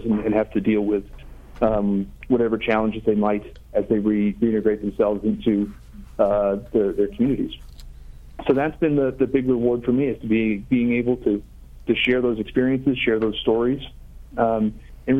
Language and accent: English; Swampscott, Massachusetts, United States; moved away as an adult; I'm a born and raised in Massachusetts up in Swampscott